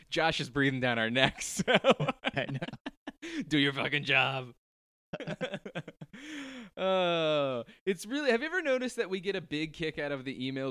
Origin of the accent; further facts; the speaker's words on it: New Jersey, United States; it gets me thinking about and missing a kid again, being a kid again, and growing up in Jersey.